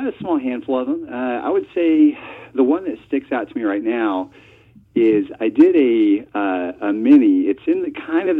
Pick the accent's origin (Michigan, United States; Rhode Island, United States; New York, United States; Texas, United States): Texas, United States; I'm actually from Texas, and I'm a web developer by trade.